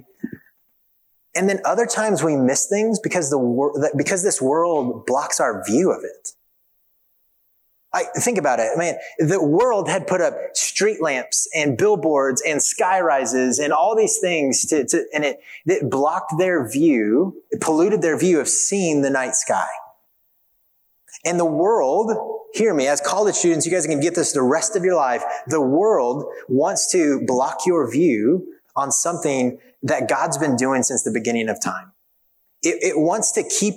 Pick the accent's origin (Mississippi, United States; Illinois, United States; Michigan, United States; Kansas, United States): Kansas, United States; moved away; I grew up in Kansas